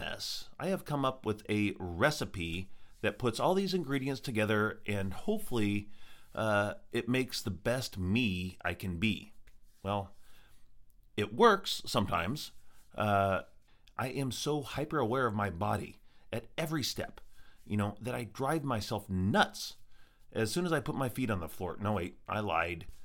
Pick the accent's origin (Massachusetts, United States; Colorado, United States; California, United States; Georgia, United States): Colorado, United States; Green Mountain; also born or lived in Evergreen, Colorado; we moved from Green Mountain, where I grew up, in Colorado, to Evergreen, which is about twenty miles away in the mountains